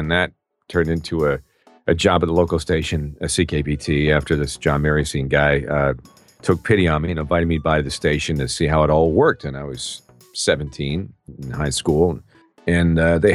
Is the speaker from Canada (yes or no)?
yes; Peterborough, Ontario, Canada; now in United States; in my hometown of Peterborough, Ontario, Canada, many years ago. Well, I'm since an American citizen now, 3 months ago. So it's, you know, where I was born, though. And I grew up in my hometown